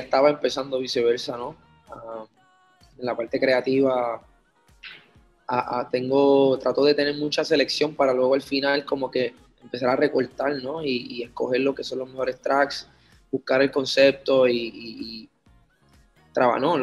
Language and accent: Spanish; Puerto Rico; Obviamente yo nací en Puerto Rico y me crié en Puerto Rico con mi familia